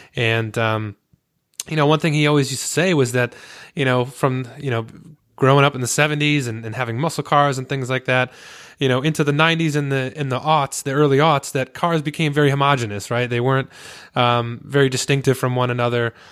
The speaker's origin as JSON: {"language": "English", "region": "Connecticut", "country": "United States", "said": "We're both from Connecticut. I mean, I'm still here"}